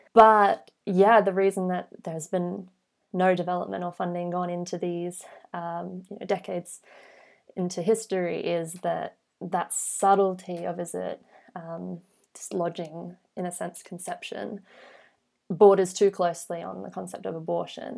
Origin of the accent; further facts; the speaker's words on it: Australia; speaking as an Australian